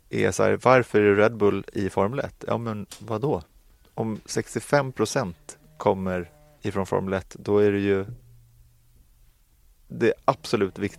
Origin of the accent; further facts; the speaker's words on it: Sweden; jag vet att vi är från Sverige, det är en liten marknad